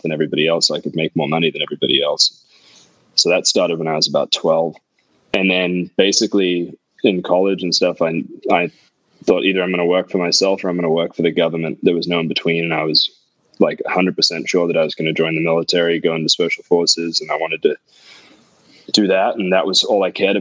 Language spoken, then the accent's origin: English; California, United States; also born or lived in England; now in Santa Monica, United States; I grew up in California and in England.